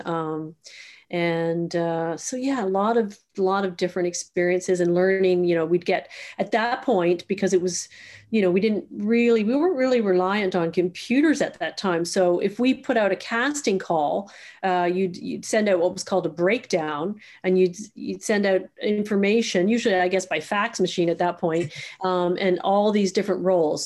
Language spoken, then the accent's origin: English; Toronto, Ontario, Canada; also born or lived in Sydney, Australia / Guelph / Halifax; I'm actually from Toronto, born and raised, uh, in the west end of Toronto.